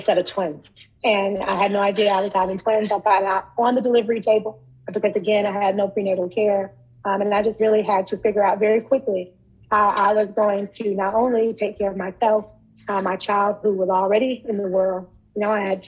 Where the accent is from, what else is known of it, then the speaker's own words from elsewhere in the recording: Charlotte, North Carolina, United States; I'm from North Carolina. I was born and raised in Charlotte